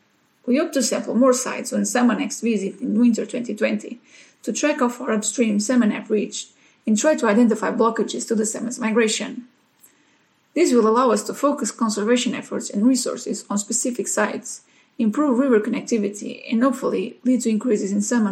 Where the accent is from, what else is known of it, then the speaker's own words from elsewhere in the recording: Portugal; English is a second language; now in Sheffield, United Kingdom; I came to Sheffield from Portugal for 6 months to share my experience on molecular techniques